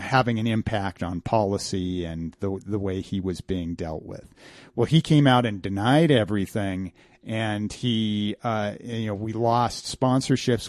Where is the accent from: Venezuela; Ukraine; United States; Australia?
United States; Grand Junction, Colorado; also born or lived in Denver, Colorado; Grand Junction, which is my hometown